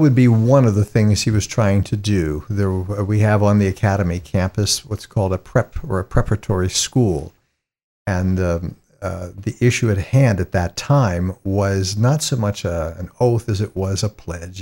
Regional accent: East Palestine, Ohio, United States; I come from a little town in northeastern Ohio and just south of Youngstown, a little place called East Palestine.

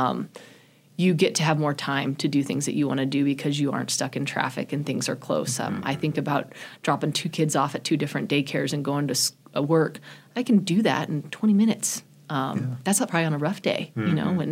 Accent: Chadron, Nebraska, United States; also born or lived in Greeley, Colorado; I ended up moving here when I was 11, and so that was in sixth grade

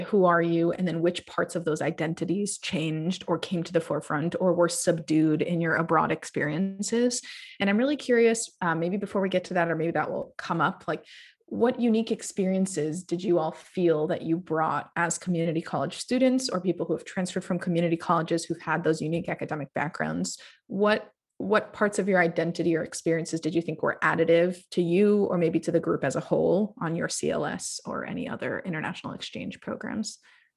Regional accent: Rhode Island, United States; also born or lived in Jordan; I'm from Rhode Island

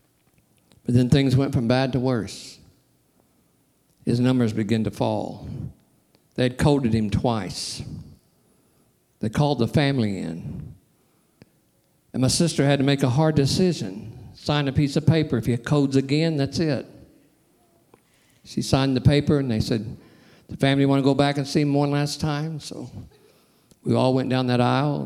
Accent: Sikeston, Missouri, United States; I'm from Sykeston. I love Sykeston. It's my hometown.

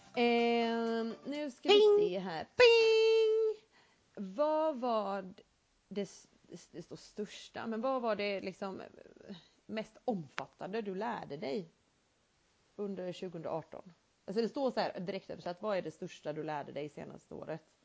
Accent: Sweden; vi är svenskar

